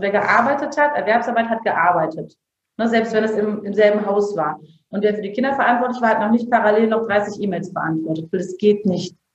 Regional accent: Bergisch Gladbach, North Rhine-Westphalia, Germany; also wir sind ja auch dahin gezogen, wo ich aufgewachsen bin. Ja, also wir waren auch in Köln sehr glücklich. In Bergisch Gladbach ist es auch voll schön.

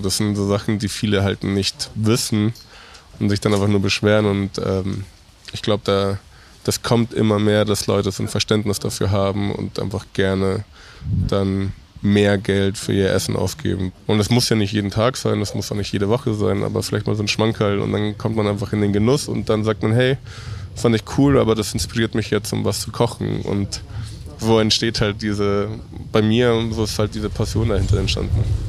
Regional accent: Mexico; now in Munich, Germany

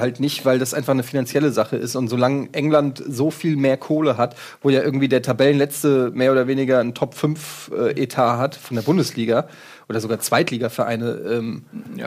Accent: Frankfurt, Hesse, Germany; ich komme aus Frankfurt

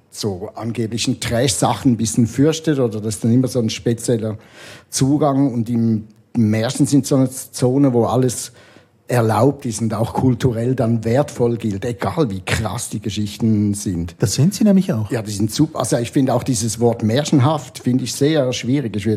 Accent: Switzerland; now in Berlin, Germany; ich komme jetzt zwar aus Berlin, aber schlussendlich bin ich schon Schweizer, ich kenne mich hier aus.

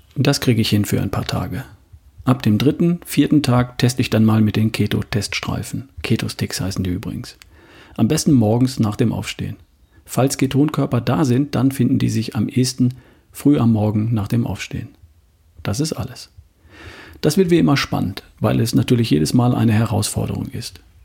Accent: Southern Germany, Germany; hier bei uns im Süden

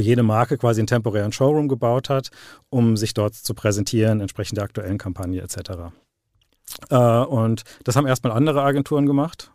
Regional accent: Dreieich, Hesse, Germany; also born or lived in Frankfurt; Ich bin, äh, bin in Frankfurt geboren, äh, bin aber in Dreieich aufgewachsen

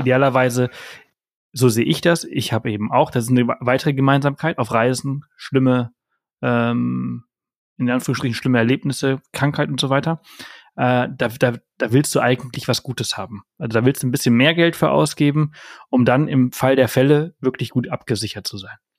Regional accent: Spain; moved away; Ich bin in Spanien aufgewachsen

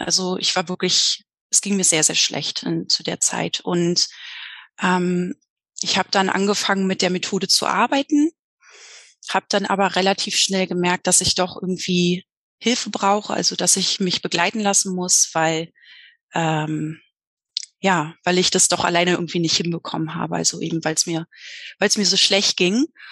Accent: Berlin, Germany; Ich komme aus Berlin, bin jedoch gerade in Mexiko.

